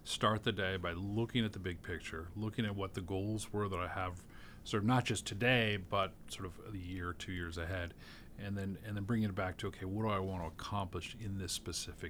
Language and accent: English; California, United States; moved away as an adult; also born or lived in Washington, D.C.; now in Chicago, United States; my history is California born and raised, went to UCLA.